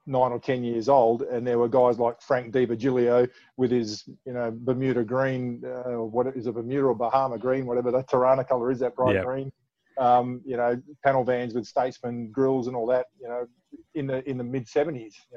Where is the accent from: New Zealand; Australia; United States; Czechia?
Australia; Perth, Western Australia; moved away as an adult; also born or lived in Balcatta / Sydney; I'm born and bred in Osborne Park for a start, but I went to Balcatta Senior High School.